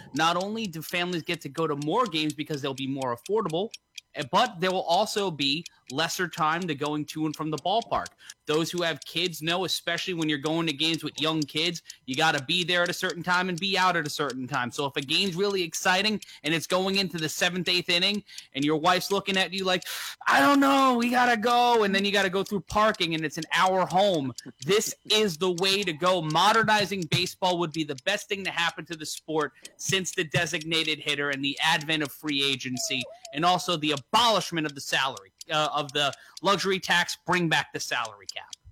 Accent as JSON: {"language": "English", "town": "New York City", "region": "New York", "country": "United States", "tie": "born or raised there", "said": "I grew up in New York City"}